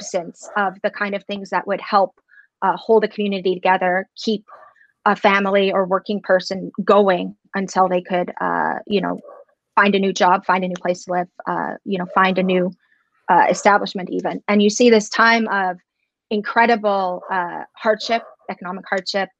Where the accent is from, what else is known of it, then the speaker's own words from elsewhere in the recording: Edmonton, Alberta, Canada; I am born and raised in Edmonton, educated at the U